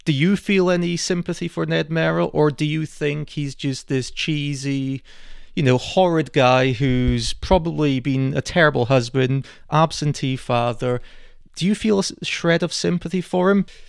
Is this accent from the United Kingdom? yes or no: yes; Scotland, United Kingdom; we're Scottish